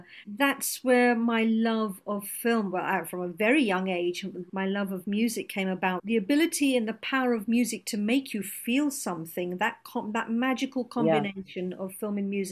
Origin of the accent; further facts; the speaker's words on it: London, United Kingdom; first language Gujarati; I was born and brought up in London, and my parents are British Indian, and so I was born and brought up here